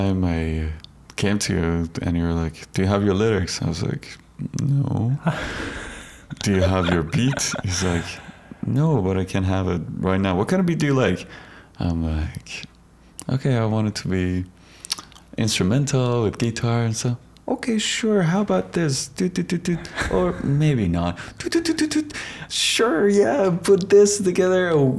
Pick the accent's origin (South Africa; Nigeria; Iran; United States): Iran; moved away as an adult; Oh, I'm from Iran.